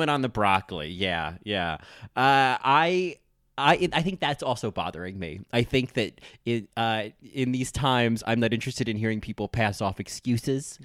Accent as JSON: {"language": "English", "region": "New Jersey", "country": "United States", "said": "I'm from New Jersey"}